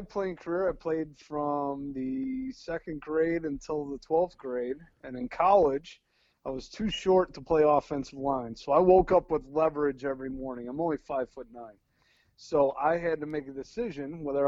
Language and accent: English; Chicago, Illinois, United States; moved away; I coached at high school outside of Chicago. I'm from Chicago, Lincoln Way Central High School